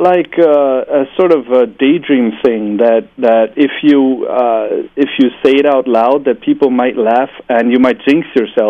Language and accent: English; Germany; also born or lived in Beijing, China; I'm German. Half German, half Hungarian.